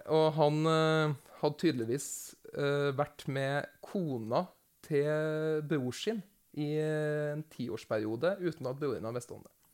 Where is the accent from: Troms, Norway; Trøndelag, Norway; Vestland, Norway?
Trøndelag, Norway; near Overhalla; Nabokommunen min er Overhalla